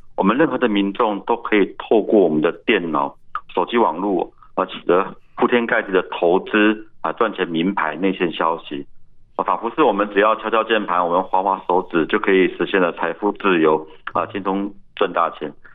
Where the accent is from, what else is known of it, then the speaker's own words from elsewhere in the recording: Taiwan; 我们台湾人